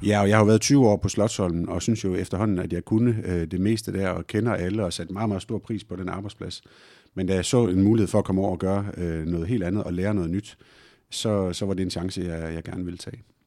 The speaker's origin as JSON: {"language": "Danish", "town": "Tornby", "region": "North Denmark Region", "country": "Denmark", "tie": "born or raised there", "also_born_or_lived": "Hjørring", "moved": "yes", "said": "jeg er vokset op i et klubhus selv, øh, spillede fodbold al den tid, jeg overhovedet kunne, som, som dreng i Tornby Idrætsforening oppe i Vendsyssel"}